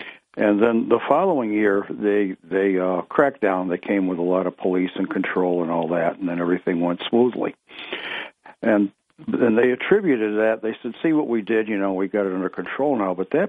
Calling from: Ithaca, New York, United States; of Greater Ithaca.

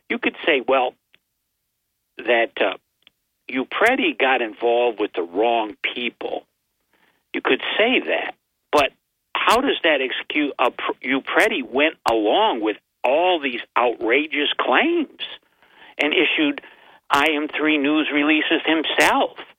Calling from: Binghamton, New York, United States; from uh, Binghamton, New York.

